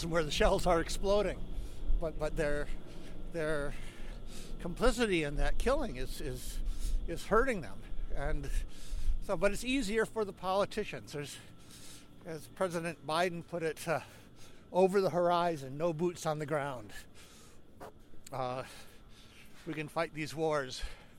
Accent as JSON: {"language": "English", "country": "United States", "said": "as an American, I was the only American in that group"}